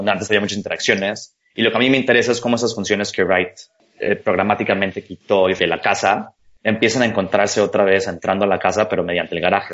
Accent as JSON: {"language": "Spanish", "country": "Mexico", "said": "yo soy mexicano arquitecto"}